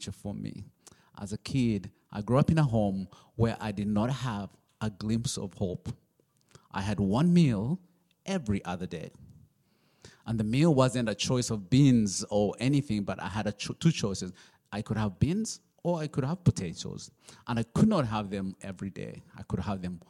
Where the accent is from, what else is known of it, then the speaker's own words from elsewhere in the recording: Uganda; I'm from Uganda. My dad is from Rwanda, and my mom is from Uganda